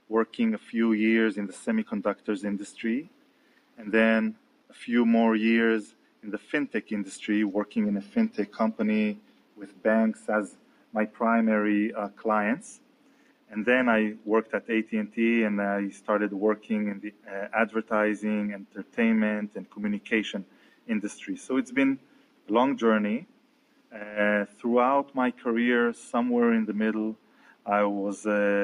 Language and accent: English; Israel; also born or lived in Tel Aviv; I'm from Israel, and I'm based out in Tel Aviv